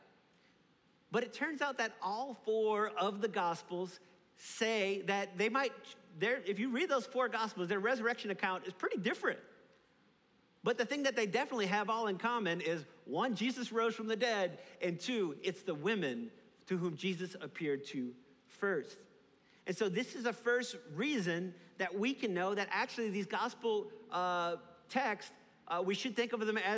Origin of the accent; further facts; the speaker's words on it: New Orleans, Louisiana, United States; Growing up in New Orleans